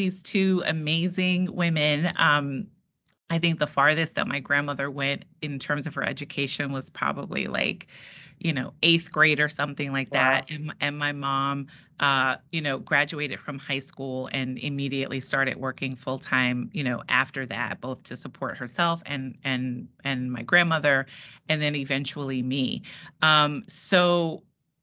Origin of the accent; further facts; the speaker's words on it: New York City, New York, United States; I am a proud native New Yorker